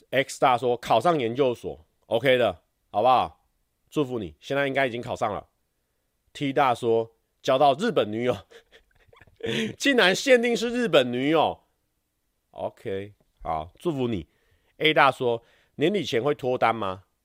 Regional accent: Taiwan; 我们台湾人学日文感觉有一点点小优势

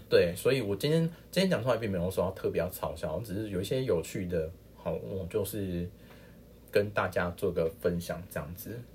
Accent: Tainan, Taiwan; 这是我小时候那个村庄吗？是的，嗯。就是金沙里

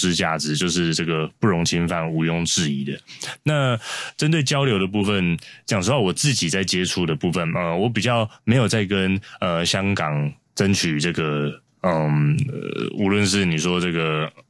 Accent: Taiwan; 我生在台湾，长在台湾

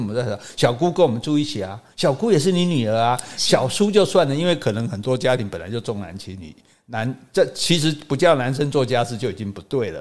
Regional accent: southern Taiwan, Taiwan; 我们南部人

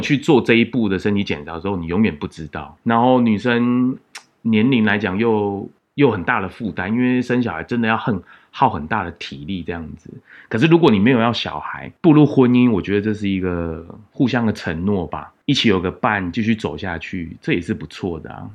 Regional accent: Taiwan; 我们台湾人比较害羞内向

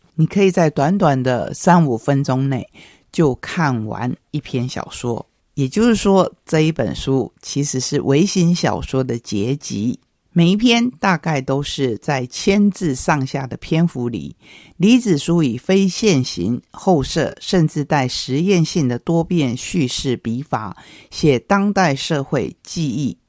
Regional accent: Taiwan; 我们台湾话有些字眼是很传神的

